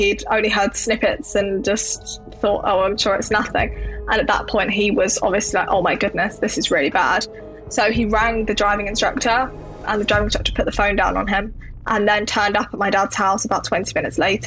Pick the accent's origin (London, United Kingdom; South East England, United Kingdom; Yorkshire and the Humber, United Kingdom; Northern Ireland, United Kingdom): London, United Kingdom; I grew up in Southeast London